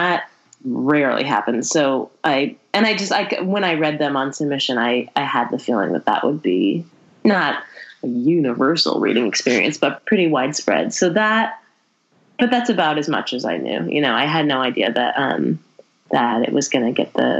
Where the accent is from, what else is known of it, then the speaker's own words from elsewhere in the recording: Berkeley, California, United States; also born or lived in El Paso, Texas; I was born in Berkeley and I grew up in the Bay Area